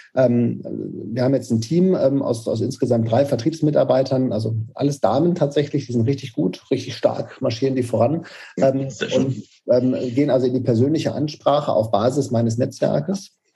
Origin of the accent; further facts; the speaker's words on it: Paderborn, North Rhine-Westphalia, Germany; also born or lived in Karlsruhe; wir sitzen tatsächlich weiterhin in Paderborn, das ist meine Heimatstadt. Ähm, Zumindest bin ich ja aufgewachsen, geboren bin ich in Karlsruhe